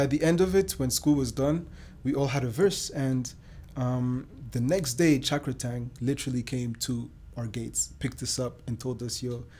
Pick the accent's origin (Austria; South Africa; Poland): Austria; Vienna; born there; also born or lived in Germany / Rwanda / Belgium; No, I was born in Austria, in Vienna.